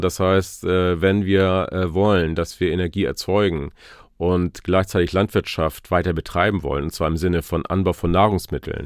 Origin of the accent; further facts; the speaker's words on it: Glücksburg, Schleswig-Holstein, Germany; ich bin an der Ostsee geboren. Mein, äh, meine Sandkiste war der Strand in Glücksburg tatsächlich. Äh, meine Mutter ist äh, gefühlt jeden Morgen mit mir zum Strand gelaufen in Glücksburg und ähm, da bin ich groß geworden